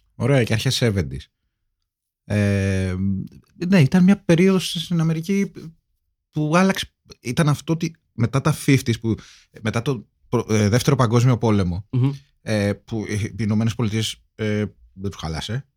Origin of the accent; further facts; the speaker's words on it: Kavala, East Macedonia and Thrace, Greece; στην πατρίδα Καβάλα